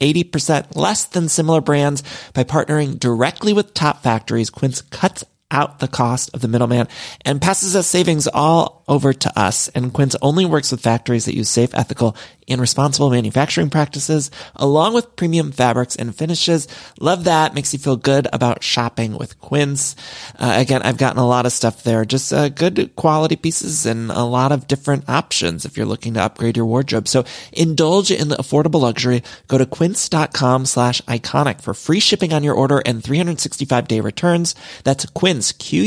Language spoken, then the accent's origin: English; Midwest, United States; now in Los Angeles, United States; I'm from the Midwest